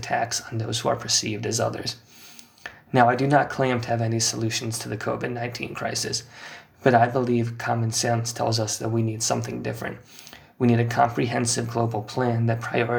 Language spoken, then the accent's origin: English; United States; now in London, United Kingdom; As an American living in London